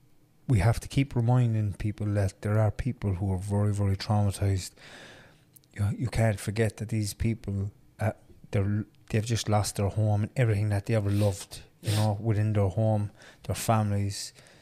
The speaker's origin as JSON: {"language": "English", "country": "Ireland", "tie": "born or raised there", "said": "I'm an Irish man. I was born here."}